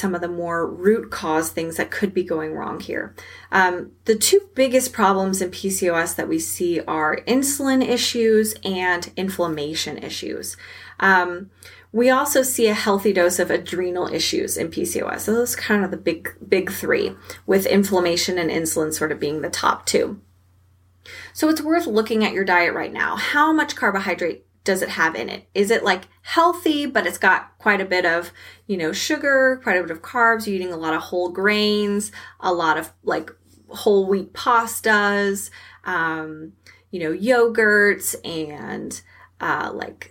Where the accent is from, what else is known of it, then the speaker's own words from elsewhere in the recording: Texas, United States; I'm from Texas and we eat a lot of red meat down here